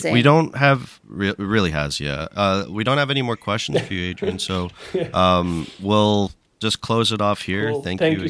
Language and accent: English; Canada; now in New Zealand; I'm from a very small town, from Canada originally. I live in New Zealand now